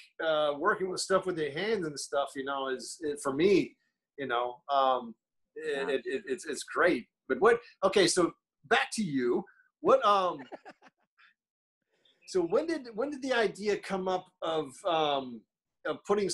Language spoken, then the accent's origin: English; Destin, Florida, United States; I'm from Florida. Yes. I'm from a little redneck area